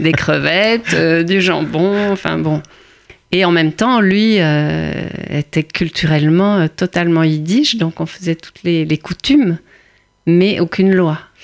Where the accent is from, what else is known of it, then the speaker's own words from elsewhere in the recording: Antwerp, Flanders, Belgium; now in Paris, France; suis née euh, à Anvers, en Belgique, dans une petite communauté juive